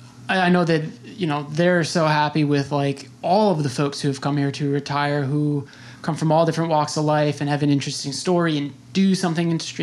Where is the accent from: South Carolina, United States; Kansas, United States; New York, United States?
New York, United States; New York City; I'm from New York City